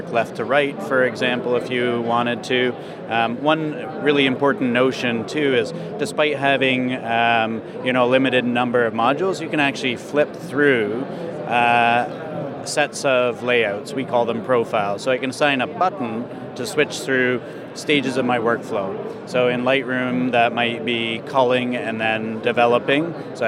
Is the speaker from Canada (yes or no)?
yes; Kitchener-Waterloo, Ontario, Canada; We're from Canada. Oh, really? Where in Canada? So about an hour outside of Toronto. It's called Kitchener-Waterloo.